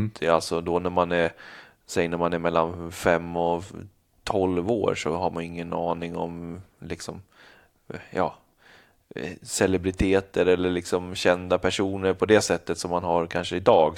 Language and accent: Swedish; Stora Alby, Stockholm County, Sweden; also born or lived in Bollnäs / United States / Canada; hela min uppväxt som jag kommer ihåg är ju från Stora Alby